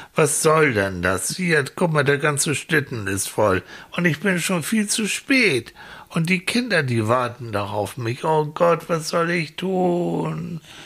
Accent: Hamburg, Germany; wir kommen aus Hamburg

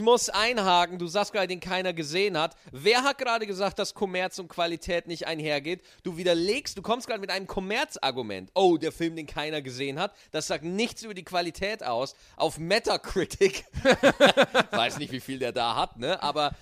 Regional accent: Bavaria, Germany; meine Kindheit in Bayern

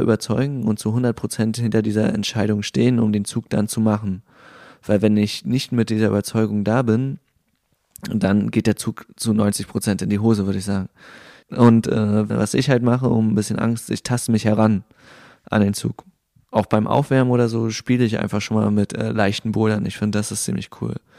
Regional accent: Rostock, Mecklenburg-Vorpommern, Germany; ich komme aus Rostock

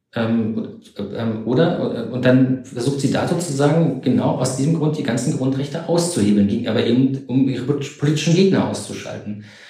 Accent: East Germany, Germany; ich bin ja sogar noch in der DDR groß geworden

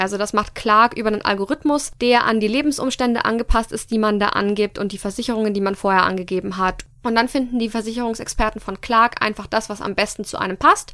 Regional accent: Fürth, Bavaria, Germany; ich am 7.7.1993 geboren wurde in Fürth, Bayern, Deutschland

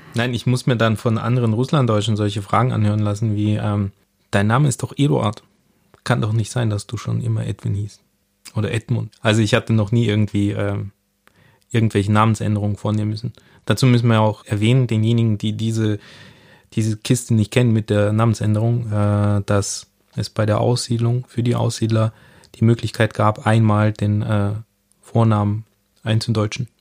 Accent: Southern Germany, Germany; accent: Süddeutsch; ich bin in Süddeutschland aufgewachsen, das ist Süddeutsch, was Sie hier raushören.

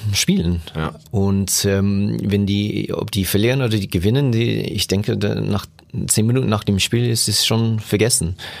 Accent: Germany; bei uns in Deutschland

